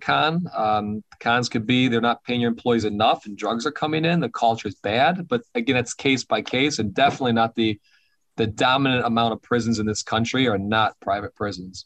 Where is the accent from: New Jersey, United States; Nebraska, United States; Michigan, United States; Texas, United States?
Michigan, United States; Detroit; I grew up in Detroit. I'm a minority in Detroit.